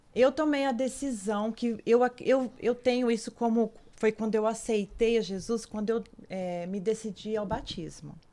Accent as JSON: {"language": "Portuguese", "region": "São Paulo", "country": "Brazil", "tie": "born or raised there", "said": "a minha infância mesmo foi em São Paulo."}